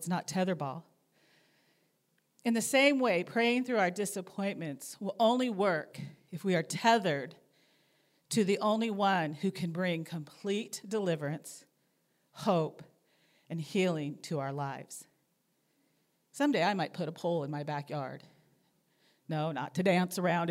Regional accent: Anaheim, California, United States; moved away as an adult; I grew up in Southern California, in Anaheim, just 5 minutes from Disneyland

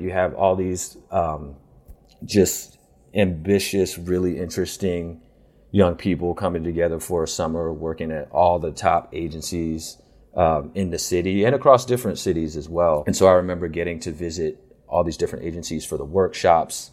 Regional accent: Philadelphia, Pennsylvania, United States; I grew up in the Philadelphia area

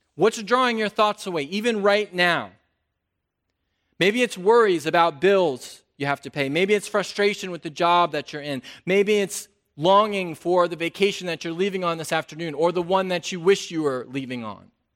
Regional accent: North Carolina, United States; I'm from North Carolina

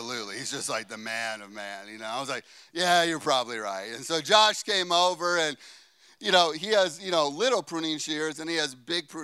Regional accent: Chicago, Illinois, United States; I'm a boy from Chicago

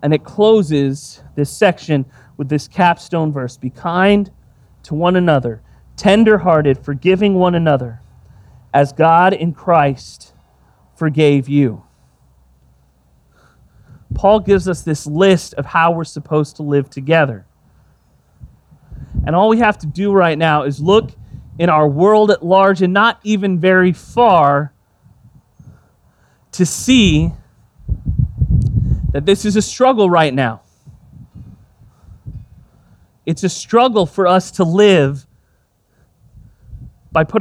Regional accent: Texas, United States; I grew up in Texas

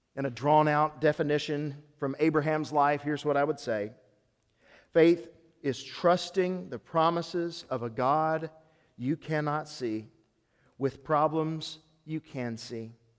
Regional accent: Tennessee, United States; I grew up in Tennessee

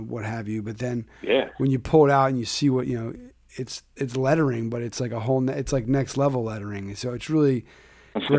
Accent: Philadelphia, Pennsylvania, United States; I grew up in Philly

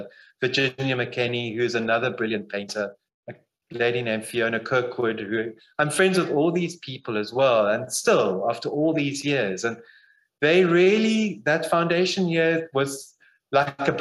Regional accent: Zimbabwe; now in Barrydale, South Africa; I grew up in Zimbabwe.

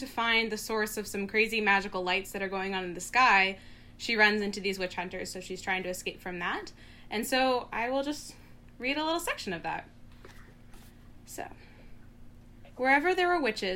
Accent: Squamish and Tsleil-Waututh territory, British Columbia, Canada; also born or lived in Guelph, Ontario; I'm currently living in Vancouver, which is on Musqueam territory, and I grew up on Squamish and Tsleil-Waututh

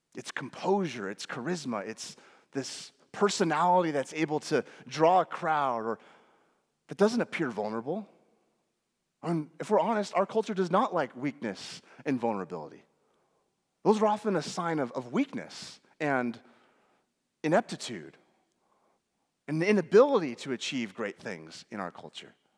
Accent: United States; especially as American Western Christians

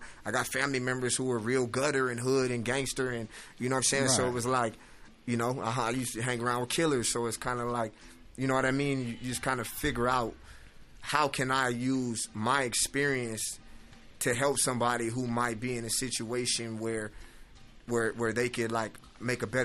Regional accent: Inglewood, California, United States; I'm originally from Inglewood, California.

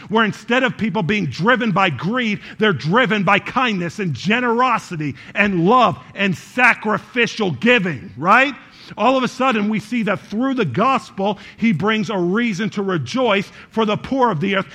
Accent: New York, United States; now in Chicago, United States; I was born in New York

